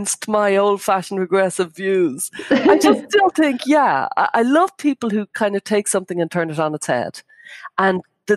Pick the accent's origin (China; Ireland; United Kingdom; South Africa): Ireland; I grew up in Catholic Ireland